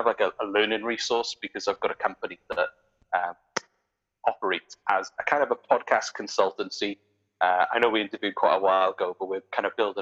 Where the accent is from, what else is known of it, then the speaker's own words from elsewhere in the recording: South Wales Valleys, United Kingdom; moved away as an adult; now in Nova Scotia, Canada; I grew up in the South Wales Valley